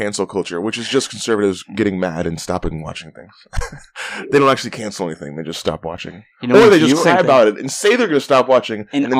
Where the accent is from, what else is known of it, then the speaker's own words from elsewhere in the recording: Seattle, Washington, United States; We're from Seattle